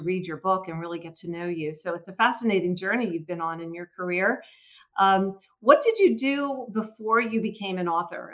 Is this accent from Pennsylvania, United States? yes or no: yes; Philadelphia, Pennsylvania, United States; I'm from Philadelphia